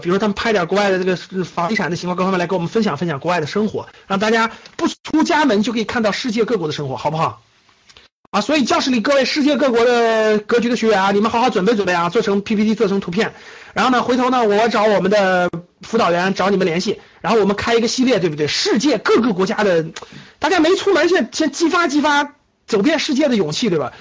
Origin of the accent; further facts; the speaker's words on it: China; 我们中国人民这么勤劳的加班， 这么勤劳的工作的时候